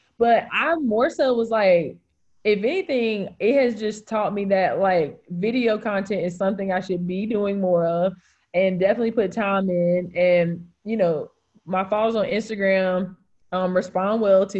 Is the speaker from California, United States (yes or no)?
no; Greensboro, North Carolina, United States; also born or lived in Charlotte / Winston-Salem / Raleigh; I was born in Greensboro. I went to college in Charlotte, went to law school in Winston, like have lived in North Raleigh, live in like RTP area